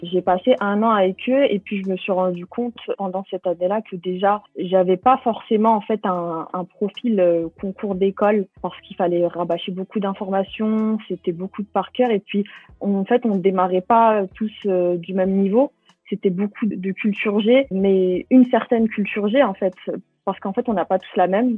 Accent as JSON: {"language": "French", "town": "Bobigny", "region": "Île-de-France", "country": "France", "tie": "born or raised there", "said": "J'ai grandi à Bobigny. C'est aussi la ville où, euh, je suis née et, euh, où je vis encore maintenant"}